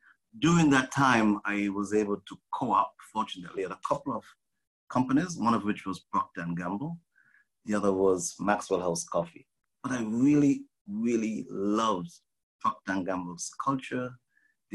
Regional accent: St. Kitts & Nevis; moved away as an adult; also born or lived in Texas, United States; now in United States; I grew up in the Caribbean. I was born on an island called St. Kitts

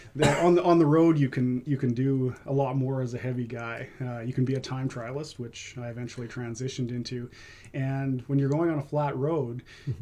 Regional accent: Vancouver, British Columbia, Canada; also born or lived in Quesnel; now in Maple Ridge, Canada; I spent most of my uh, time growing up in Vancouver

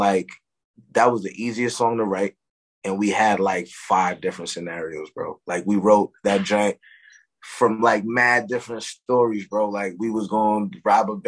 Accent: Newburgh, New York, United States; also born or lived in Brooklyn, New York; I was born in Brooklyn, grew up in Newburgh.

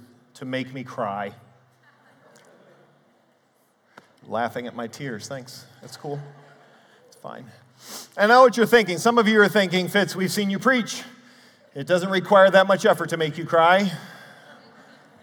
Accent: Cleveland, Ohio, United States; I grew up in the Cleveland area, and I was raised to love sports.

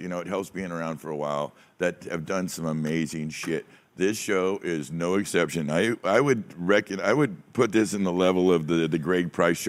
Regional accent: California, United States; And it's just such a weird thing, and it's such a strange part of being a Californian, you know?

